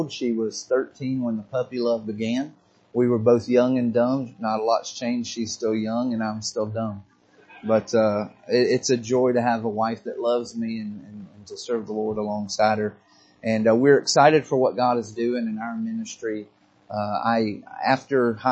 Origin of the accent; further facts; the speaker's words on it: right outside of Atlanta, Georgia, United States; I was born and raised right outside of Atlanta, Georgia, into a Christian home